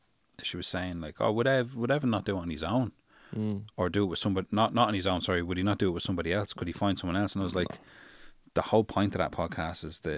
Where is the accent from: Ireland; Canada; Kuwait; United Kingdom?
Ireland; Dublin, Leinster; I grew up on Sheriff Street.